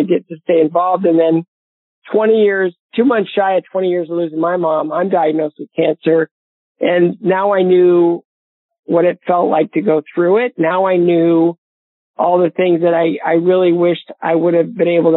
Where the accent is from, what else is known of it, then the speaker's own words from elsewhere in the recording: Bowling Green, Ohio, United States; my hometown of Bowling Green, Ohio